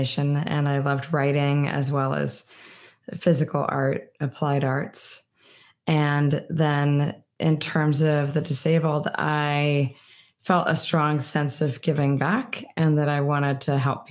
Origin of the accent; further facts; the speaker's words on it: East Coast, United States; moved away as an adult; also born or lived in Washington, D.C.; I'd live my whole life on the East Coast